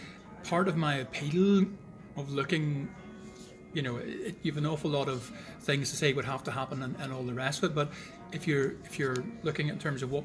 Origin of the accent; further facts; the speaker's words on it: Ballymena, Northern Ireland, United Kingdom; I was born in 66 in Ballymena